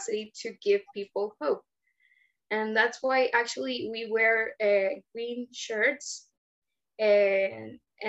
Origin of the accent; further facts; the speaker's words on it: Caracas, Capital District, Venezuela; I am from Caracas, Venezuela.